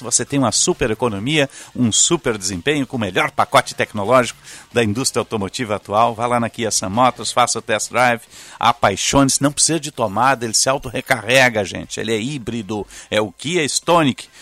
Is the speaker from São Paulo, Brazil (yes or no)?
no; Porto Alegre, Rio Grande do Sul, Brazil; vim para cá em 69, né? tinha quatro anos, 69 vim para cá. E aí me, me tornei porto-alegrense, né? hoje eu nasci em Rio Grande, mas passei boa parte da minha vida, grande parte da minha vida aqui em Porto Alegre